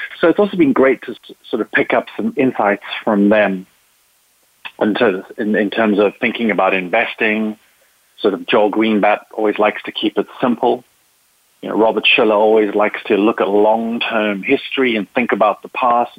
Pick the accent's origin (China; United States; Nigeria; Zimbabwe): Zimbabwe; born there; also born or lived in South Africa / Spain / England; I was born in Africa. Well, I was actually born in Zimbabwe. I lived in South Africa and Spain and England. And, you know, my family is English.